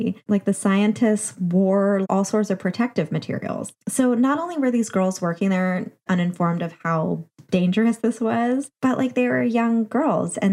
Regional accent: New Jersey, United States; I'm from New Jersey

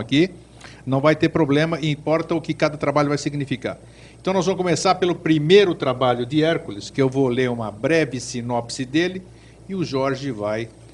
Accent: Greece; moved away; da minha terra, da Grécia

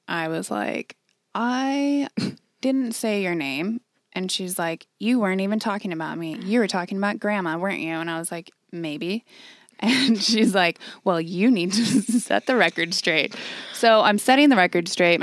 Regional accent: San Diego, California, United States; also born or lived in Oceanside; I'm from San Diego

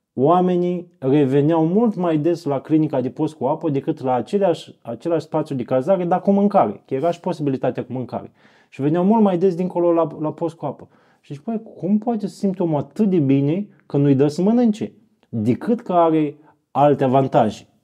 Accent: Iași, Iași County, Romania; sunt din Iași, am 40 de ani

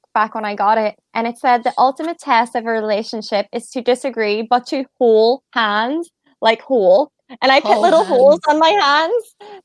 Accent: Derry, Northern Ireland, United Kingdom; now in Donegal, Ireland; in my hometown, Derry is the best place for restaurants.

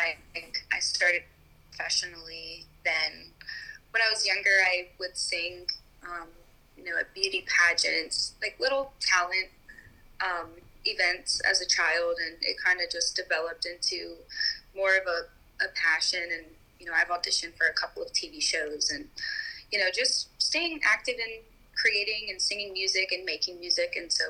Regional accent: Delaware, United States; also born or lived in Staten Island / Tampa; I was born in Staten Island, New York, and then I lived in Delaware for a lot of my childhood, kind of in a country area, a lot of property, on a small farm.

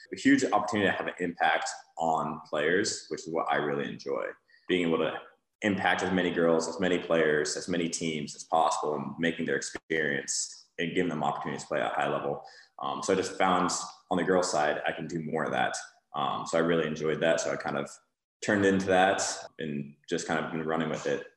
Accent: Denver, Colorado, United States; moved away as an adult; also born or lived in Boulder, Colorado; now in Napa, United States; born and raised in Denver, Colorado

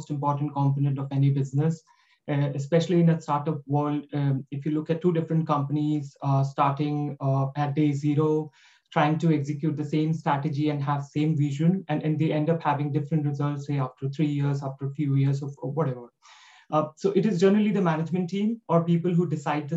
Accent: India; moved away; I'm from India. I've done my education and education from University of Delhi

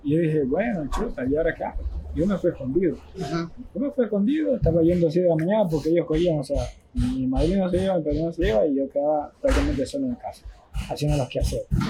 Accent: Esmeraldas, Ecuador; moved away; also born or lived in Quito; desde que yo salí de Esmeralda, desde que ah, me fui a Quito

